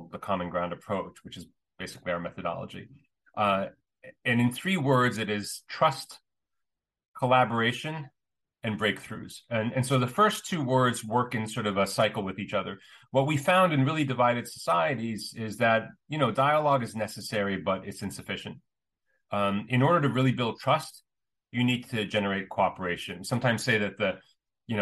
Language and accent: English; United States; I grew up in the States as the son of immigrants